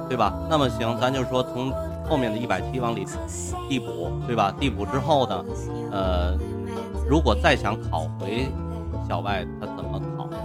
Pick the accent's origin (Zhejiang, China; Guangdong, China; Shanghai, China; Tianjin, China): Tianjin, China; accent: Tianjin dialect; 用我们天津话来讲，得有点冲劲儿